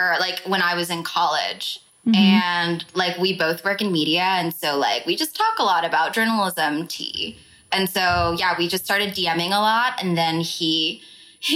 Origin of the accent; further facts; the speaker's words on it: Orange County, California, United States; moved away as an adult; now in New York, United States; I grew up in Orange County, so it was very like, I've never wanted to ever be white. It was like, I was just Vietnamese